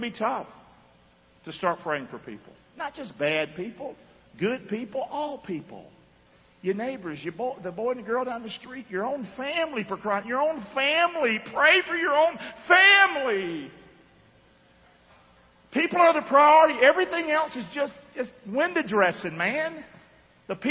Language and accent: English; United States; I'm an American too.